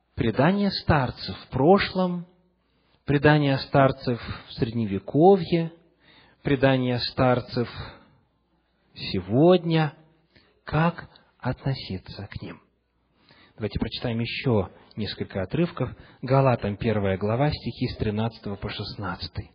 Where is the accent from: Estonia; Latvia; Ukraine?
Ukraine; Western Ukraine, Chernivtsi Oblast; moved away; also born or lived in Russia / Seattle; Когда я рос в церкви на Западной Украине, в Черновицкой области